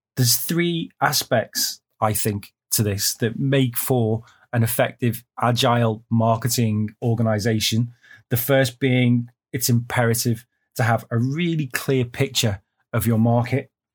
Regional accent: United Kingdom; now in China; I'm a Brit

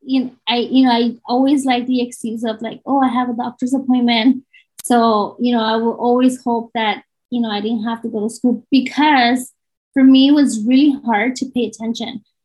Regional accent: Southern California, United States; I am from Southern California

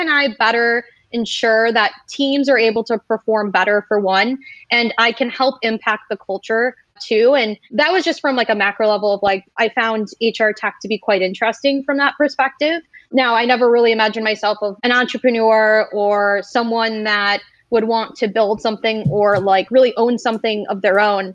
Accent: Michigan, United States; moved away; a lot of my story starts back in Michigan. I came from the Midwest

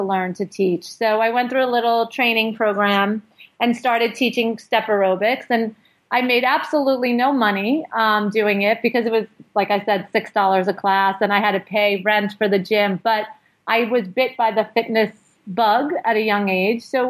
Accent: New York City, New York, United States; the neighborhood where I grew up in Brooklyn

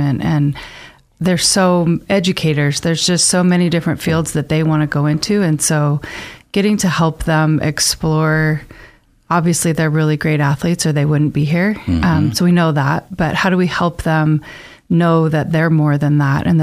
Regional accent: Boise, Idaho, United States; also born or lived in Northern Arizona; I grew up here in Boise, and I went to Centennial High School

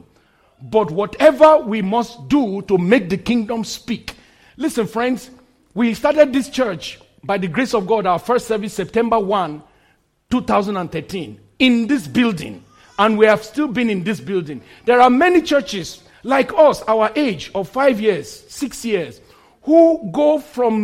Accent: Nigeria; moved away; In my home country, Nigeria

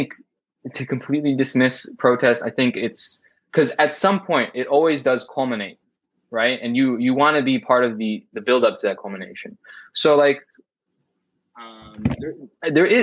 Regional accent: United States; I am an American

